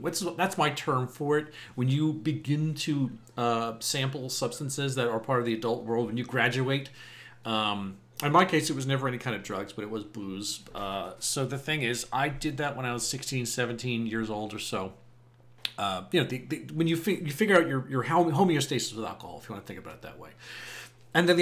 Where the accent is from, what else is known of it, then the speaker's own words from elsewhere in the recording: Eastern Suffolk County, Long Island, New York, United States; where I grew up in Eastern Suffolk County, especially on Long Island